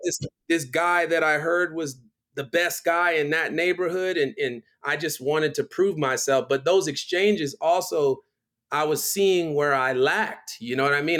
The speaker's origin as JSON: {"language": "English", "town": "Miami", "region": "Florida", "country": "United States", "also_born_or_lived": "Philadelphia, Pennsylvania / Baltimore, Maryland", "moved": "as an adult", "lives_now": "Los Angeles, United States", "said": "I'm from Miami because I spent, you know, eleven years of my life living there"}